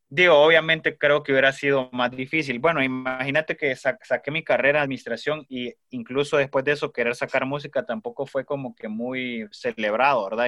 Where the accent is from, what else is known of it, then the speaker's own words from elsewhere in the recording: Tegucigalpa, Francisco Morazán, Honduras; also born or lived in Mexico City, Mexico; me quedé viviendo un par de años allá, y regresé en el año 2016 a Tegus